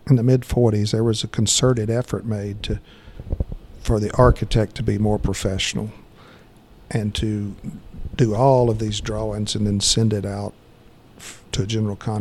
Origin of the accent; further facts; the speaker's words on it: Conyers, Georgia, United States; I grew up right outside of Atlanta in Conyers